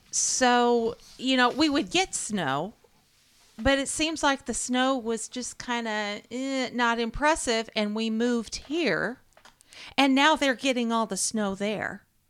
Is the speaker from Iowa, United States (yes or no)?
yes; Iowa, United States; moved away; My hometown in Iowa